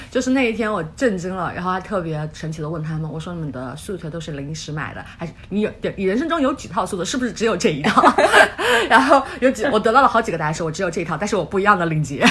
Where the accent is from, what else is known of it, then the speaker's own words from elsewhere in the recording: mountainous area of southeast China, China; also born or lived in Seattle; now in New York, United States; 我来自于中国东南山区，我从小就打hiking，买山片，乱跑